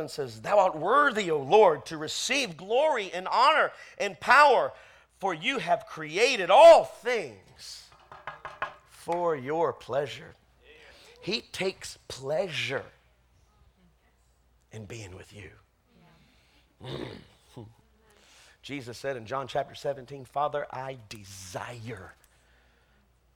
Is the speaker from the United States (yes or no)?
yes; the South, United States; I grew up in the South